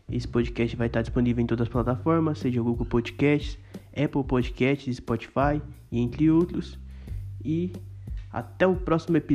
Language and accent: Portuguese; Campinas, São Paulo, Brazil; Eu sou do interior aqui de Campinas